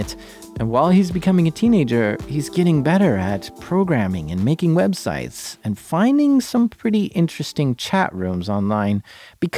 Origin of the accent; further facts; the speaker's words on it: United States; Being American